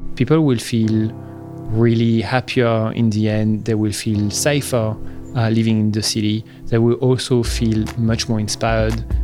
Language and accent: English; Paris, Île-de-France, France; moved away; I was born in Paris uh, in 1981 in a very, uh, I guess, romantic place of Paris in Montmartre